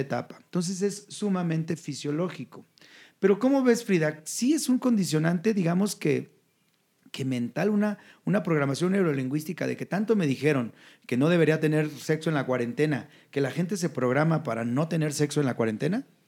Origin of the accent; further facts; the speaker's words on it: Jalisco, Mexico; yo soy del estado de Jalisco